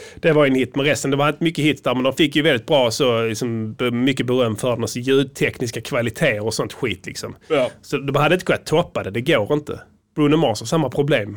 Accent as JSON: {"language": "Swedish", "country": "Sweden", "said": "som vi svenskar"}